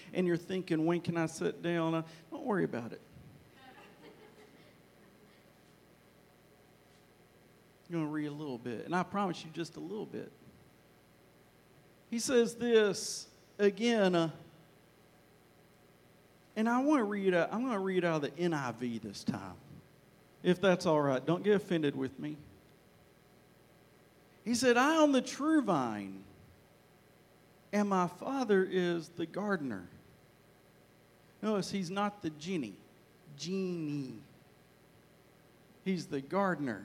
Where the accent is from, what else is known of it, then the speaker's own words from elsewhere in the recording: Arkansas, United States; now in Texas, United States; Hopefully you get my accent, because I grew up in Arkansas. I was born in Texas, but forgive me, I grew up in Arkansas.